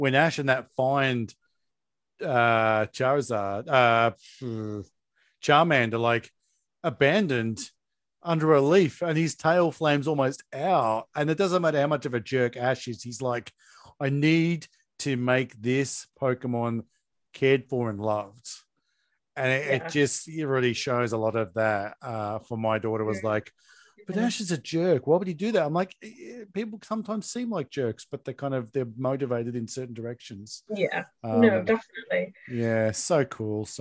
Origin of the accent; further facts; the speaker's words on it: Australia; I'm Australian